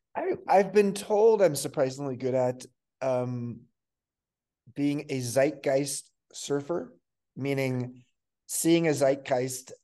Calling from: Santa Fe, New Mexico, United States; I'm um, calling in very early in the morning in Santa Fe, New Mexico, in the United States

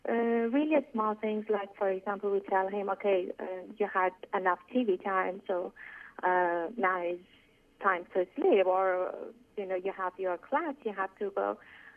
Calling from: Canada; I'm calling from Canada.

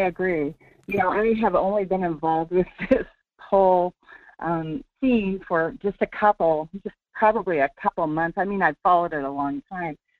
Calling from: Sterling, Alaska, United States; calling from Sterling

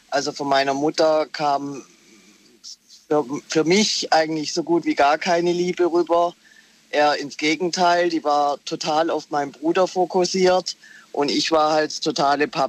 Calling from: Heilbronn, Baden-Württemberg, Germany; Ich bin aus Heilbronn.

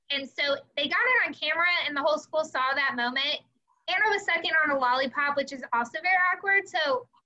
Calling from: Fort Lauderdale, Florida, United States; I'm calling you from Fort Lauderdale.

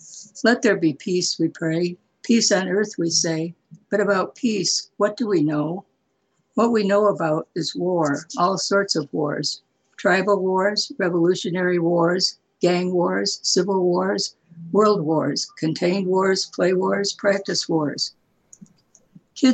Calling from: Redlands, California, United States; From Redlands.

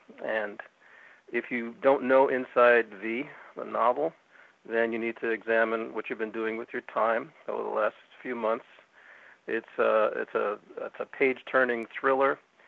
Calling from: Northern California, United States; I'm calling from Northern California, which is a different state from Southern California.

